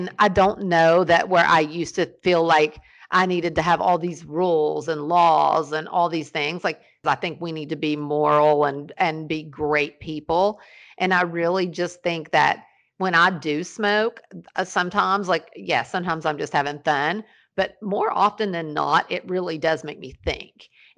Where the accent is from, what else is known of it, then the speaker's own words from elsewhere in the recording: Ashland, Kentucky, United States; born there; And the fact that I was born in Ashland, Kentucky, and just handed to my mom and dad